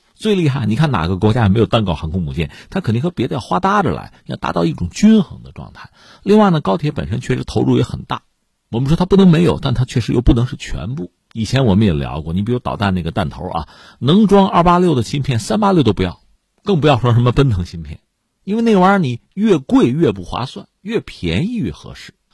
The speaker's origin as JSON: {"language": "Chinese", "country": "China", "said": "我们中国人"}